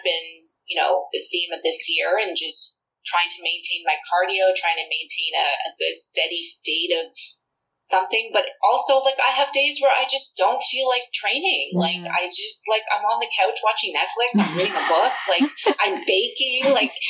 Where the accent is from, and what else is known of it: Toronto, Ontario, Canada